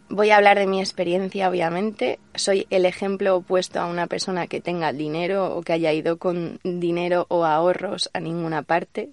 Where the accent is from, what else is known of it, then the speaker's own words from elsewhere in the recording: Alicante, Valencian Community, Spain; moved away as an adult; also born or lived in Madrid / Australia / New Zealand / India; now in Tenerife, Spain; nací en Madrid pero me crié en un pueblo de Alicante hasta los 18 que volví a Madrid para estudiar en la universidad